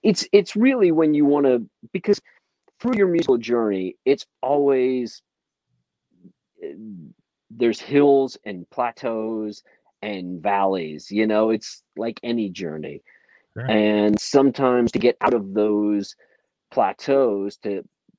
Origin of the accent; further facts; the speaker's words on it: St. Louis, Missouri, United States; when I was a kid I grew up in St. Louis